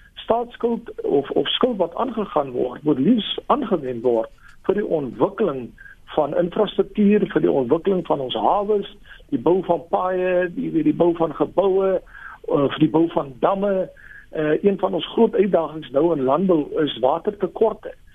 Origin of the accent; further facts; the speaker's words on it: South Africa; ons as as Afrikaners